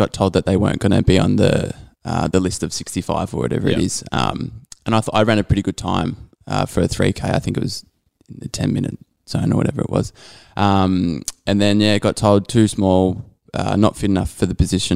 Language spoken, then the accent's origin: English; Endeavour Hills, Victoria, Australia; also born or lived in Narre Warren; I grew up in Endeavour Hills and then moved to Narre Warren when I was about 17